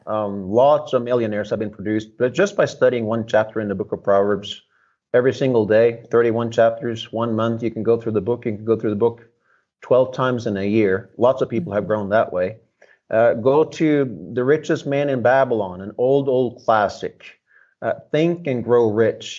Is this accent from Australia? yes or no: no; Norway; now in United States; I grew up under socialism in Northern Europe. Um, came to America.